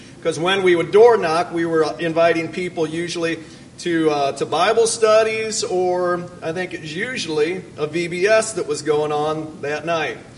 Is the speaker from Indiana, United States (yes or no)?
yes; Fort Wayne, Indiana, United States; I'm from Fort Wayne, Indiana